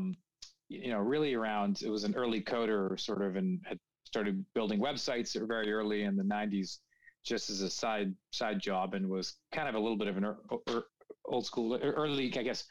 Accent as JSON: {"language": "English", "town": "Toronto", "region": "Ontario", "country": "Canada", "tie": "born or raised there", "also_born_or_lived": "United States / England / Paris, France", "moved": "as an adult", "said": "born and raised in Toronto"}